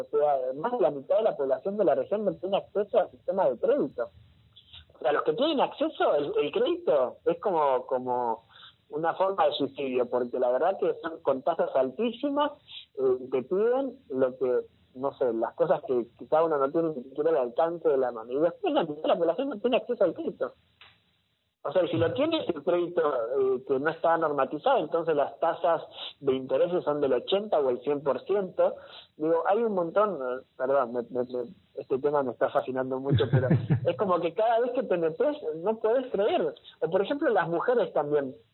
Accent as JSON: {"language": "Spanish", "country": "Argentina", "said": "como Argentina"}